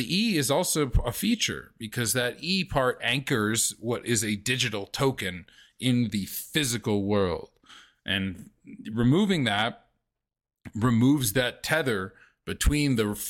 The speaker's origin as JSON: {"language": "English", "region": "the South", "country": "United States", "tie": "born or raised there", "said": "I grew up in the South"}